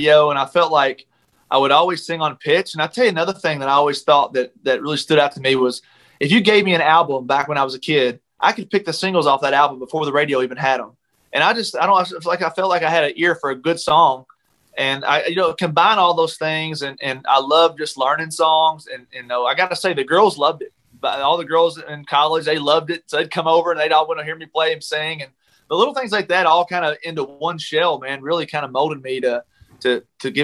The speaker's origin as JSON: {"language": "English", "region": "Kentucky", "country": "United States", "tie": "born or raised there", "moved": "yes", "said": "I went back home this weekend to Kentucky to visit my folks. And I went to church, that same church, that Sunday"}